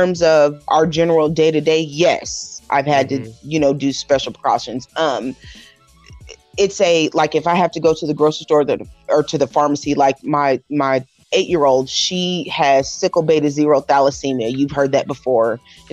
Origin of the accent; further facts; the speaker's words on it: North Kansas City, Missouri, United States; I grew up in North Kansas City, so I went to middle school at sixth grade